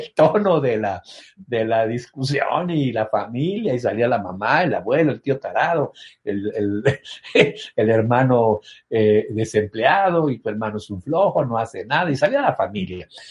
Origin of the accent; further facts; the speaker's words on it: Mexico; Soy mexicano.